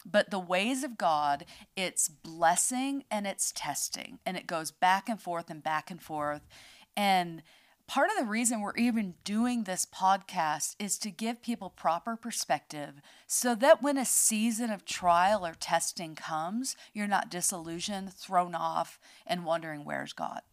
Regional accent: United States; moved away; I'm an American.

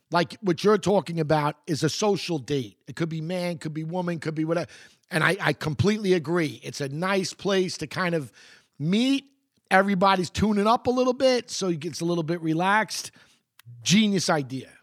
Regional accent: United States; I'm American.

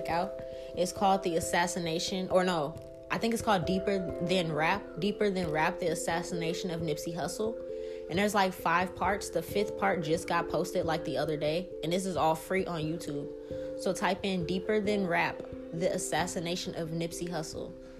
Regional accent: New Orleans, Louisiana, United States; I'm from New Orleans.

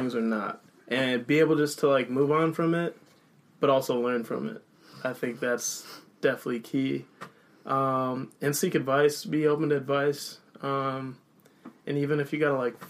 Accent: St. Paul, Minnesota, United States; So St. Paul Boy, I've been living in St. Paul. I was born in St. Paul for a while

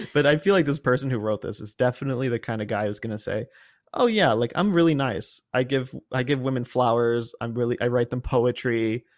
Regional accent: Cincinnati, Ohio, United States; born or raised there

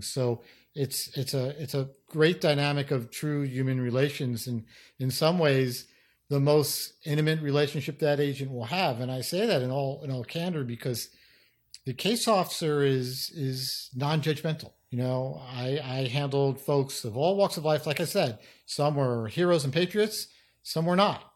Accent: New York City, New York, United States; I grew up in New York City, in the Bronx, actually

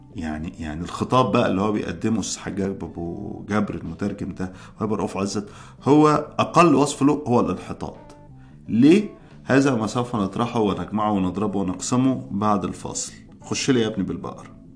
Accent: Egypt; عندنا في مصر

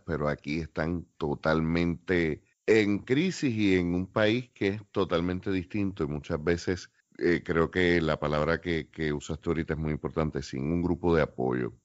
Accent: Puerto Rico; somos los boricuas

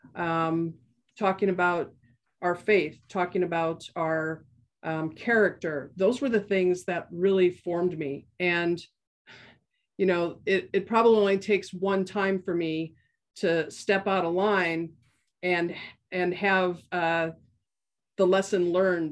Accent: Milwaukee, Wisconsin, United States; moved away as an adult; now in Portland, United States; I grew up in Milwaukee, Wisconsin

